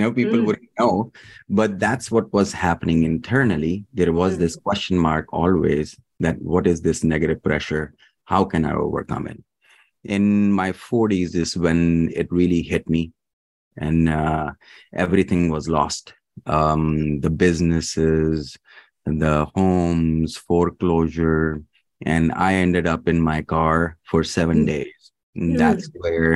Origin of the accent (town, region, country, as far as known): Dubai, United Arab Emirates; born or raised there; also born or lived in Pakistan; now in Kentucky, United States